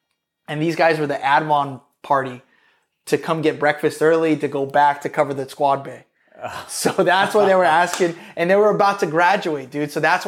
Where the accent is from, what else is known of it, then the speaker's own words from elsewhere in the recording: East Coast, United States; I'm from the East Coast, so I'm going back to the East Coast.